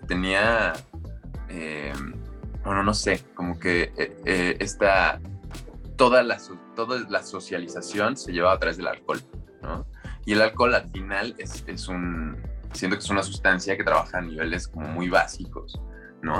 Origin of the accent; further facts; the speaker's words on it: Mexico City, Mexico; moved away as an adult; also born or lived in Acapulco; llegar como chilango, con mentalidad chilanga a, una ciudad